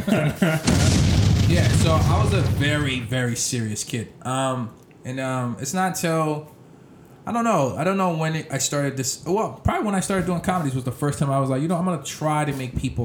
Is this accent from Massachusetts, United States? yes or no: yes; Boston, Massachusetts, United States; I grew up in, I lived all over the place, Mattapan, Dorchester, Hyde Park, you name it, yep.